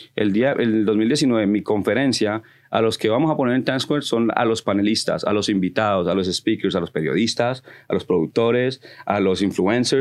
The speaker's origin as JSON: {"language": "Spanish", "region": "Connecticut", "country": "United States", "tie": "born or raised there", "also_born_or_lived": "Colombia", "moved": "yes", "lives_now": "New York, United States", "said": "donde yo me crié en Connecticut"}